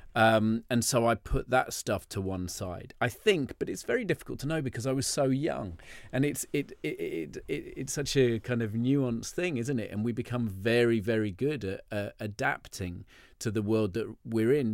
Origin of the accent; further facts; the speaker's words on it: London, United Kingdom; I was brought up in Soho